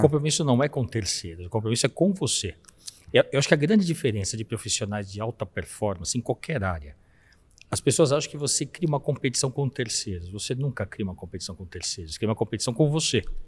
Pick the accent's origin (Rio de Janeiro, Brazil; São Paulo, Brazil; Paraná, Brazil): São Paulo, Brazil; Somos da Zona Leste